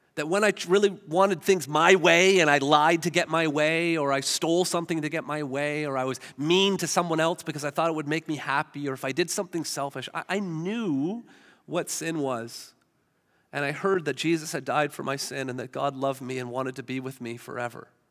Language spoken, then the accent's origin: English; Hamilton, Ontario, Canada; I grew up in Hamilton.